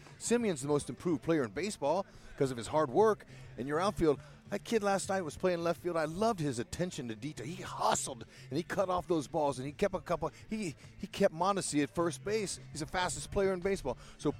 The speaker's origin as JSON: {"language": "English", "town": "Fresno", "region": "California", "country": "United States", "tie": "born or raised there", "said": "my growing up in Fresno"}